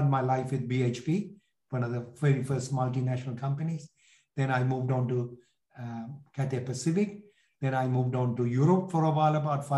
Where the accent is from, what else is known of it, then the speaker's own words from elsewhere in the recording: Sri Lanka; English is a second language; moved away as an adult; also born or lived in London, United Kingdom; So if you get it from my accent, which is sort of lost over a period of time, I'm originally from Sri Lanka. I was born in Sri Lanka, left at the age of 18 after finishing my secondary school, and went to London, did my degree there